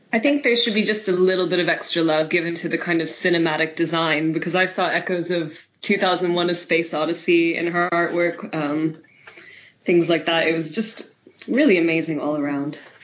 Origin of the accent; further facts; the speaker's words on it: United States; moved away; my home country of America